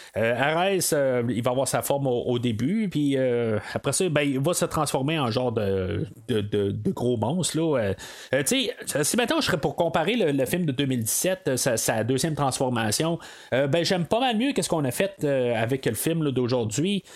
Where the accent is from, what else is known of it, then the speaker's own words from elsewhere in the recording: Canada; en tant que Canadien